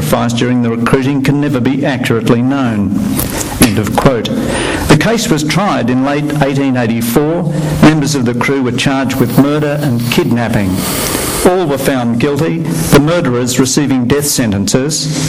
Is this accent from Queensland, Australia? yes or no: yes; Townsville, Queensland, Australia; I was born in Townsville, a city named after Robert Towns